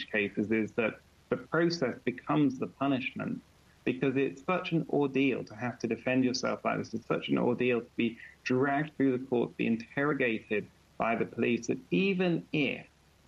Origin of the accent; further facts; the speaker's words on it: United Kingdom; I'm a British lawyer